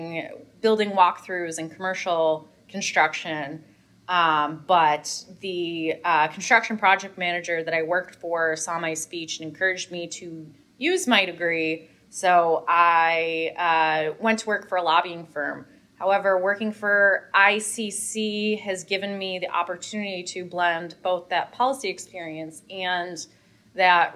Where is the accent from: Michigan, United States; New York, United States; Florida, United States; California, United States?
New York, United States; Buffalo; moved away as an adult; also born or lived in Washington, D.C.; I'm born and raised in Buffalo, New York, and I came to Washington, D.C. in 2007 for school